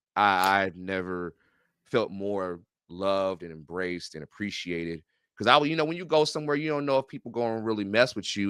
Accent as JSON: {"language": "English", "town": "Renton", "region": "Washington", "country": "United States", "said": "I'm from Renton, Washington"}